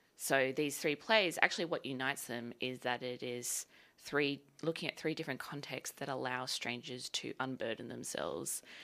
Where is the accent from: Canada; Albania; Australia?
Australia; Sydney, New South Wales; moved away as an adult; now in Melbourne, Australia; so I'm from Sydney originally, and I moved down to Melbourne to go to V C A in twenty fifteen